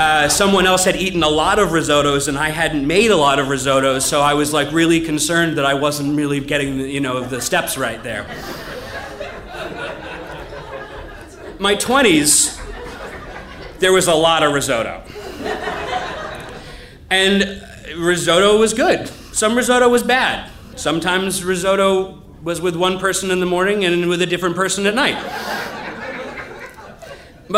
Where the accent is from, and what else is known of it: New England, United States; born or raised there